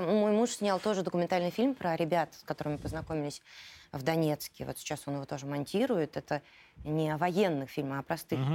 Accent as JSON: {"language": "Russian", "region": "Moscow", "country": "Russia", "tie": "born or raised there", "also_born_or_lived": "Volgograd", "said": "я с раннего детства живу в Москве"}